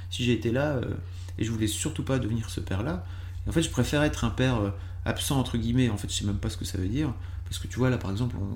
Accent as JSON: {"language": "French", "town": "Lille", "region": "Hauts-de-France", "country": "France", "also_born_or_lived": "Paris", "moved": "yes", "said": "Moi, je suis Lillois de base, et en fait, j'ai monté Mademoiselle à Lille."}